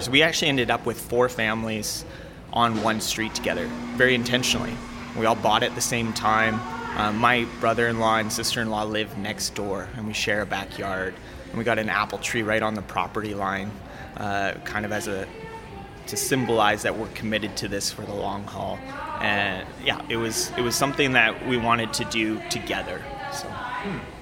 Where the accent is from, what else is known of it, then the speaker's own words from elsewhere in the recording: Calgary, Alberta, Canada; I grew up in North Calgary and seldom came south